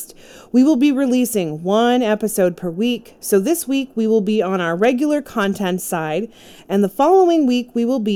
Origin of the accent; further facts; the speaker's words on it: Durham Region, Ontario, Canada; I grew up in the Durham region between the ages of 8 and 23, and the Pickering Beach area in Pickering, Ontario, I actually worked pretty close to where they went missing